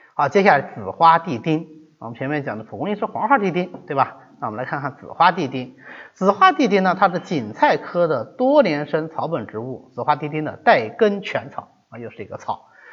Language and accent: Chinese; Zhejiang, China; 我们浙江人